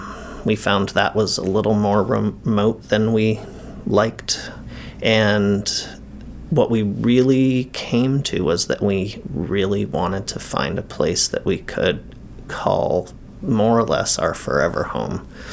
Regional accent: Harpswell, Maine, United States; I'm from Harpswell. My grandparents are from Bailey Island. I grew up on Oars Island.

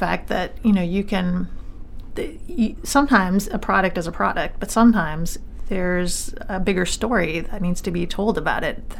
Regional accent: Maine, United States; also born or lived in Vermont; even though I have lived most of my life here, I actually was born in Vermont. So I can officially say that I am also not a Mainer.

